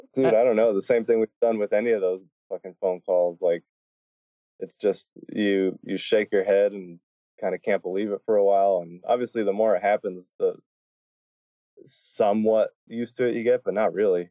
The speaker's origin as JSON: {"language": "English", "town": "Miami", "region": "Florida", "country": "United States", "tie": "born or raised there", "said": "I grew up in Miami"}